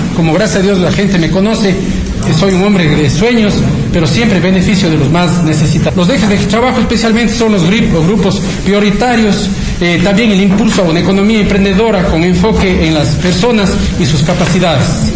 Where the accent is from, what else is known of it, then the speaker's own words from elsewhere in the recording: Cañar, Ecuador; also born or lived in United States; Yo soy oriundo del Cantón Cañar, vivo en la ciudad de Cañar